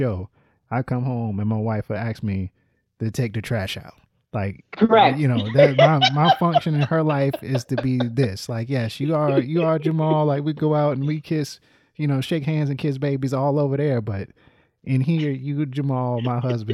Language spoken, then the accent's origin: English; Littleton, North Carolina, United States; I grew up in North Carolina